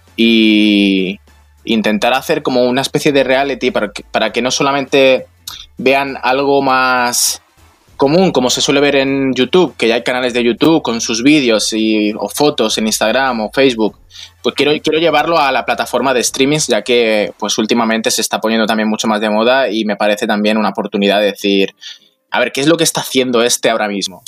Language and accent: Spanish; Palma, Balearic Islands, Spain; yo soy de Palma de Mallorca, de la isla